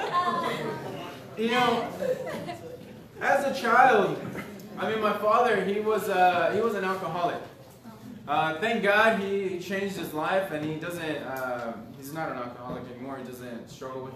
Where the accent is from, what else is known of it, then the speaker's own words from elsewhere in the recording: Los Angeles, California, United States; I grew up in Southern California, LA area, just like the outskirts